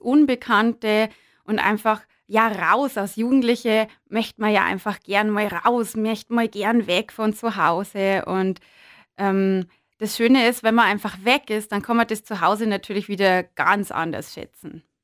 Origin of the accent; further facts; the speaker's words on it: Berchtesgaden, Bavaria, Germany; also born or lived in Bischofswiesen; ich äh, bin aus dem südlichen Landkreis. Genau, bin in Berchtesgaden geboren